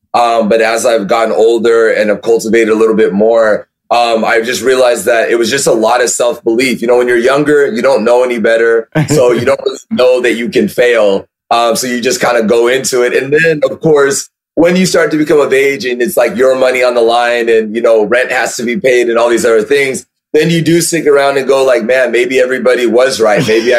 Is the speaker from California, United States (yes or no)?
yes; California, United States; born or raised there